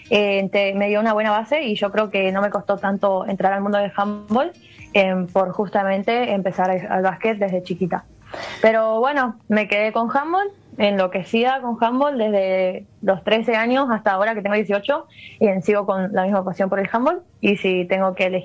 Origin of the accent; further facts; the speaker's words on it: Paso de los Libres, Corrientes, Argentina; Eh, juego acá, en mi ciudad natal, en Paso de los Libres.